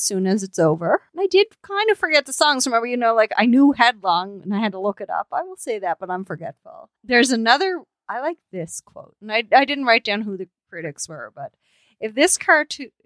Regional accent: Canada; we're Canadian

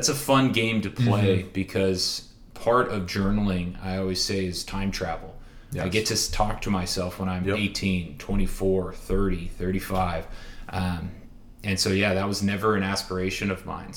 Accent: Orange County, California, United States; now in Bellevue, United States; I grew up in Orange County, California, and it's a bubble

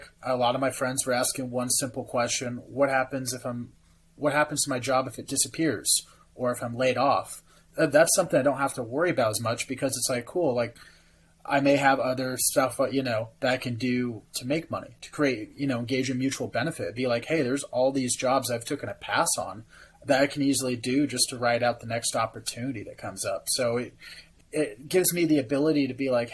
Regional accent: California, United States; moved away; my home state of California, where I was born and raised

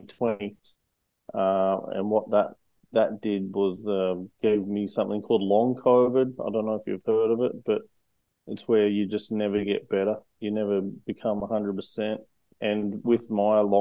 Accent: Australia; also born or lived in United States; So from Australia, but I've lived all around the world. So I'm quite well versed in globally, but I'm from Australia

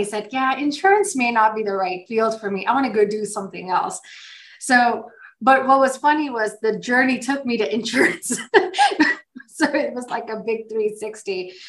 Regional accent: Sparta, North Carolina, United States; I'm Indian too, but I grew up here. I grew up in a small town called Sparta, North Carolina.

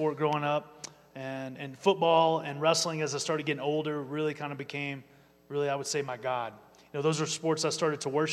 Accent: Amarillo, Texas, United States; moved away as an adult; also born or lived in Philadelphia, Pennsylvania / Colorado Springs, Colorado; I was born and raised in Amarillo, Texas

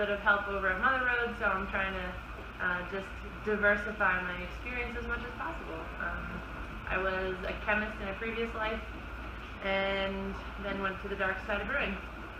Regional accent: East Windsor, New Jersey, United States; moved away as an adult; also born or lived in Scotland / Delaware; I'm originally from New Jersey.

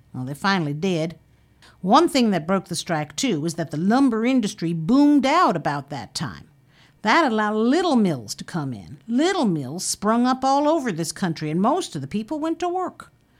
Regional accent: Waco, Texas, United States; born there; now in Fort Bragg, United States; I was born in Waco, Texas in 1914. I came up here in 1935

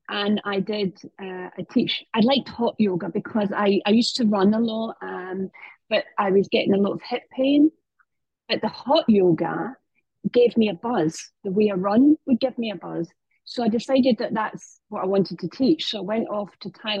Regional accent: United Kingdom; now in Marbella, Spain; I'm British

